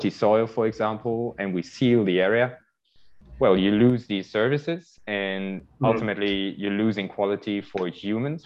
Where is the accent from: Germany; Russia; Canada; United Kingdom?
Germany; close to Düsseldorf, North Rhine-Westphalia; moved away as an adult; now in Zurich, Switzerland; I come originally from Germany, close to Düsseldorf. And I live in Switzerland now, in Zurich, since 6 years.